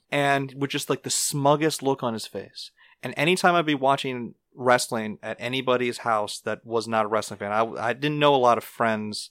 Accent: North Shore, Louisiana, United States; we're from the North Shore

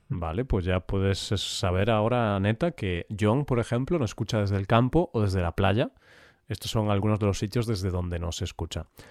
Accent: Vigo, Galicia, Spain; moved away; Vigo es mi ciudad natal

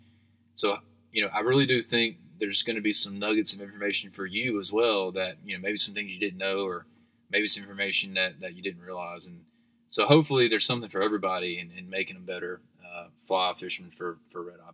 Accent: Dothan, Alabama, United States; I'm from Dothan

